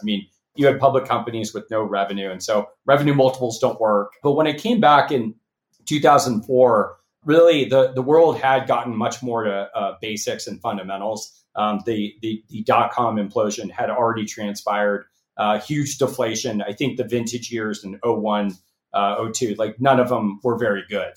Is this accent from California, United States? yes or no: yes; Los Angeles, California, United States; moved away as an adult; also born or lived in Nashville, Tennessee / Bay Area, California; I grew up in Los Angeles